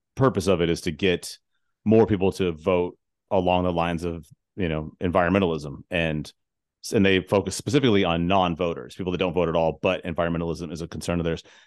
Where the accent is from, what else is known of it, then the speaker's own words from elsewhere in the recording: Tucson, Arizona, United States; moved away; I'm originally from Tucson, Arizona